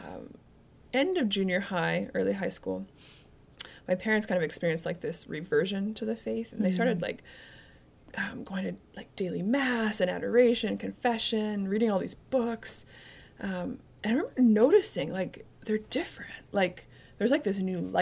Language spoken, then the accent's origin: English; Canada; I grew up in Canada